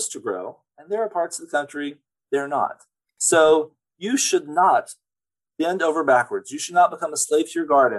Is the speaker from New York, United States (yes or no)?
no; Mississippi, United States; moved away; also born or lived in California; I grew up in Mississippi